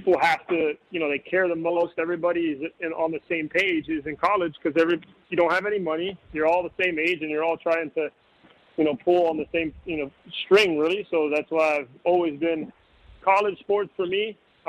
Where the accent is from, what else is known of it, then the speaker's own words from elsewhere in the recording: Miami, Florida, United States; moved away as an adult; also born or lived in Tennessee; I grew up in Miami